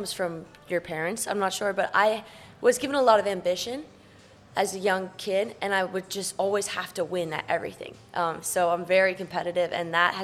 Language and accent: English; Vail, Colorado, United States; moved away; Growing up in Vail was an absolute dream